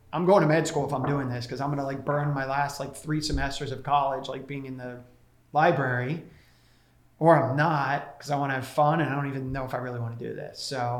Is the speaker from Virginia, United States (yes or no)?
no; Tampa, Florida, United States; moved away as an adult; also born or lived in Ithaca, New York / Los Angeles; now in New York City, United States; I grew up in Florida. So I was like a Florida boy up in the Ithaca winters for 4 years.